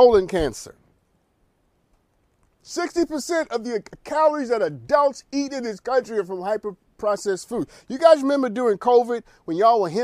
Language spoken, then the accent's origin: English; United States; I'm an American adult